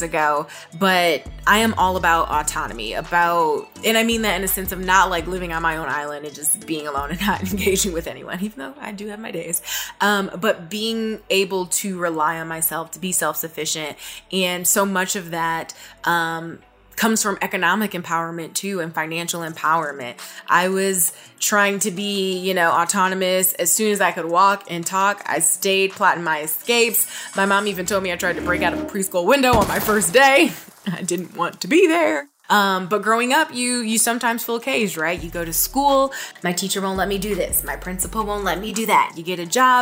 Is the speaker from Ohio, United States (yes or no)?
yes; Toledo, Ohio, United States; moved away; my hometown back in Toledo